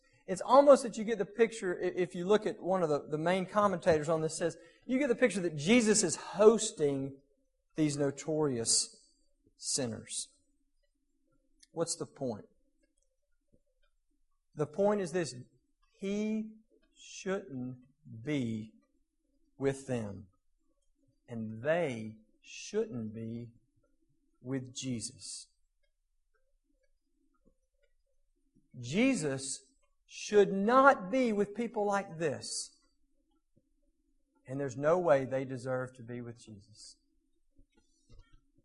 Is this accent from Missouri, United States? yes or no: no; South Mississippi, United States; moved away; also born or lived in Murfreesboro; I grew up in South Mississippi